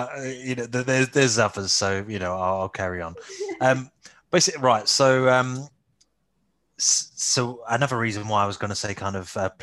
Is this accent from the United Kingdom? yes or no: yes; London, United Kingdom; now in Essex, United Kingdom; I'm from East London, Essex, really, border kind of thing. I live in Essex now. I still kind of almost say I predominantly kind of say that I'm more of a Londoner than an Essex boy